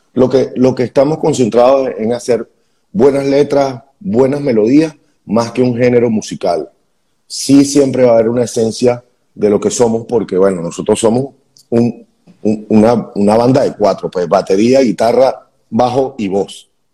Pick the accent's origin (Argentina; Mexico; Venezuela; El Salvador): Venezuela; moved away as an adult; como venezolanos